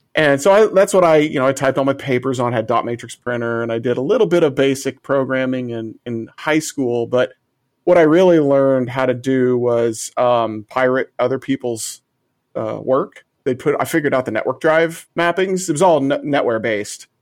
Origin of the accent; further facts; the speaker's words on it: Illinois, United States; it was a two one seven nine three five number, which is the exchange for my hometown